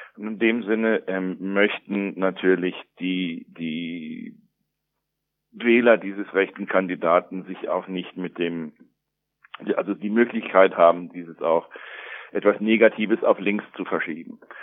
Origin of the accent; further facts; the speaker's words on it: United States; also born or lived in Germany; now in Brazil; wie bei mir in den USA aufgewachsen ist